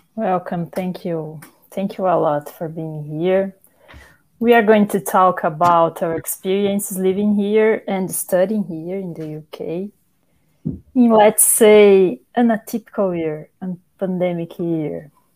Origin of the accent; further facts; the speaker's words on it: Brazil; moved away as an adult; now in York, United Kingdom; four Brazilian scholars studying at the University of York, …, …, …, and me